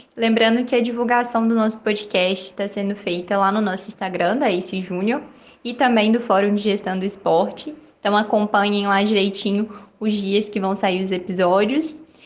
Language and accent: Portuguese; Lima Duarte, Minas Gerais, Brazil; also born or lived in Juiz de Fora; eu estou morando na minha cidade natal, aqui em Lima Duarte, mas eu sou de Juiz de Fora